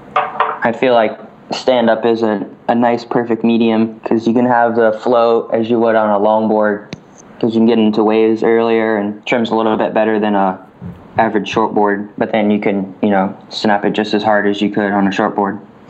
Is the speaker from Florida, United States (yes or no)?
yes; Winter Park, Florida, United States; I was born and raised in Winter Park, Florida, small little town about an hour away from the ocean